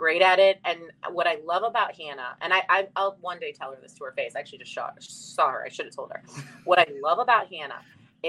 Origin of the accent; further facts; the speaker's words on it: Chicago, Illinois, United States; moved away as an adult; now in Connecticut, United States; I was younger, I grew up in Chicago